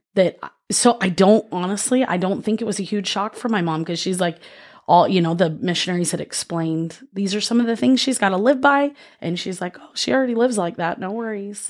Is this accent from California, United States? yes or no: yes; Oceanside, California, United States; moved away; I grew up in Oceanside, California